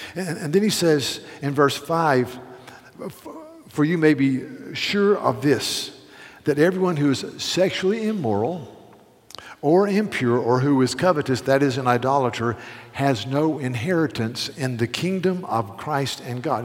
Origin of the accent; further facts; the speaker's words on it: Charleston, South Carolina, United States; I'm from Charleston, South Carolina.